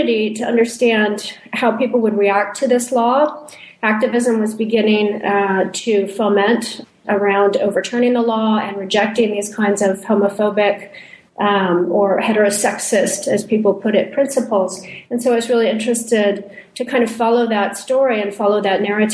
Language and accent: English; San Francisco Bay Area, California, United States; also born or lived in Santa Cruz; growing up in the San Francisco Bay Area, where I had grown up in what I would call a pretty progressive, kind of queer positive social environment in Santa Cruz and San Francisco.